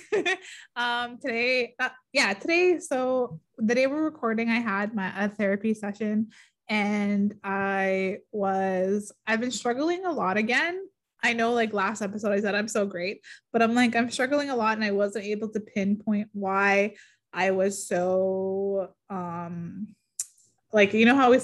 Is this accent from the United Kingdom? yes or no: no; Garden River First Nation, Ontario, Canada; I'm from Garden River First Nation. I am so proud to be from the Bawating region.